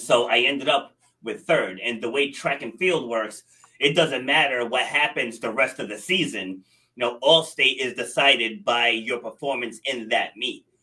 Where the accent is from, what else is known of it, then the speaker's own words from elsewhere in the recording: Rhode Island, United States; also born or lived in New York City; So I was born in New York City, but I was raised in Rhode Island, and that's where, where I am now in uh, Rhode Island.